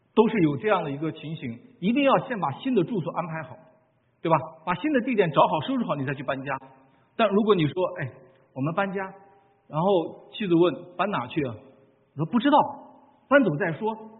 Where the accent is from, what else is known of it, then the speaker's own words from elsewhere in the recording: China; 我们中国人